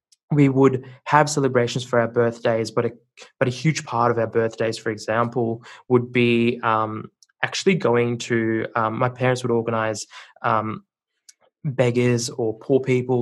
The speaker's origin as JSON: {"language": "English", "country": "Sri Lanka", "tie": "born or raised there", "said": "But yeah, you know, so we grew up in Sri Lanka. My family background is a little bit funny because my mom's Buddhist and my dad's Catholic."}